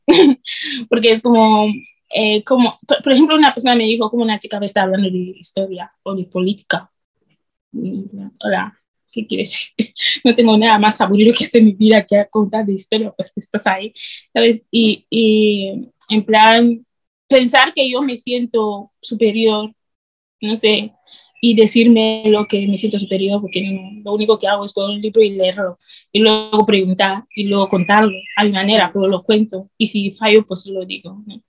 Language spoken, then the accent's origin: Spanish; Equatorial Guinea; now in Spain; soy de Guinea, porque es que cuando yo le dije que era de Guinea